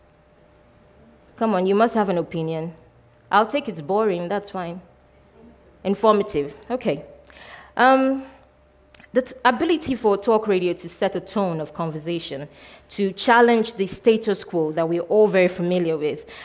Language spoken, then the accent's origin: English; Nigeria; I'm Nigerian.